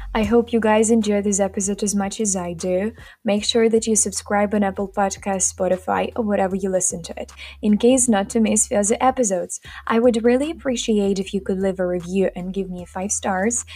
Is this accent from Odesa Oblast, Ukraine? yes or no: no; Kharkiv, Kharkiv Oblast, Ukraine; English is a second language; I'm from Ukraine, Kharkiv. Currently, I'm a sophomore student at Economic University. I was born and raised here in Ukraine.